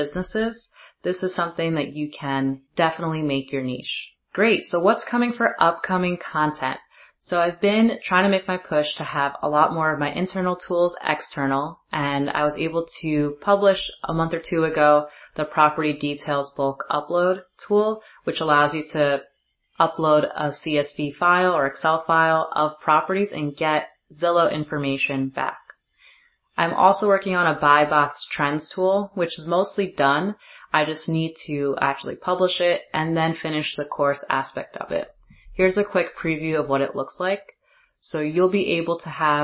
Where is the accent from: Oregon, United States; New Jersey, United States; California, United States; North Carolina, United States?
New Jersey, United States; moved away; I'm actually back in my home state, New Jersey